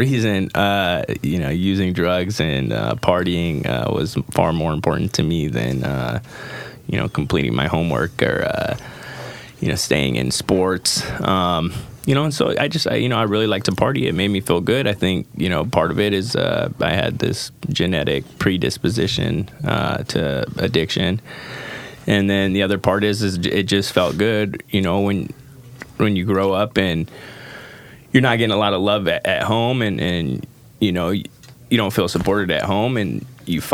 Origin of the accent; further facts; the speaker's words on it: Camas, Washington, United States; also born or lived in Idaho; growing up as a kid, being born in Idaho and then moving out to Camas, Washington